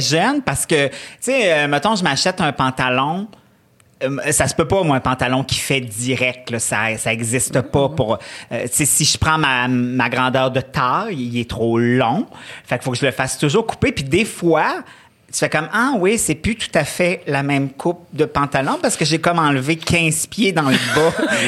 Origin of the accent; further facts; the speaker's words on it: Quebec City, Quebec, Canada; also born or lived in Charlevoix; je suis née dans Charlevoix. On est resté jusqu'à l'âge de 6 ans. Après ça, on est parti à Québec.